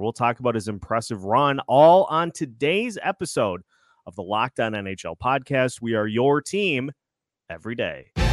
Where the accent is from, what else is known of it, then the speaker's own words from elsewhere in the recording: Minnesota, United States; My hometown squad, the Minnesota Wild